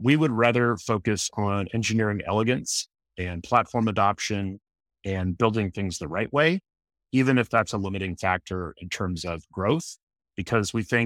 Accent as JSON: {"language": "English", "area": "outside of Seattle", "region": "Washington", "country": "United States", "tie": "born or raised there", "said": "So I was raised in Washington State, outside of Seattle."}